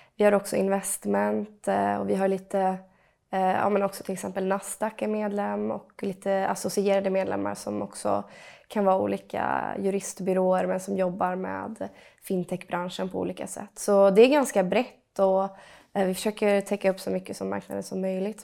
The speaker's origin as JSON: {"language": "Swedish", "region": "western Sweden", "country": "Sweden", "tie": "born or raised there", "also_born_or_lived": "Gothenburg", "moved": "as an adult", "lives_now": "Stockholm, Sweden", "said": "jag är från Västsverige, uppvuxen på en gård"}